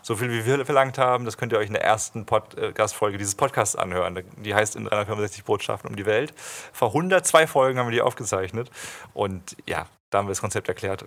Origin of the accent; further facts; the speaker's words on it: Bühlertal, Baden-Württemberg, Germany; also born or lived in Stralsund; ich bin an Baden-Baden in der Nähe da aufgewachsen, in Bühlertal. Komme eigentlich ursprünglich aus dem Osten, aus Stralsund. Da bin ich geboren zumindest